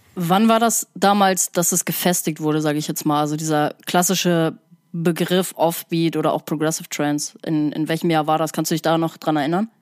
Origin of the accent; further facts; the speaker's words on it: Sauerland, North Rhine-Westphalia, Germany; now in Hamburg, Germany; ich komme ja auch aus dem Sauerland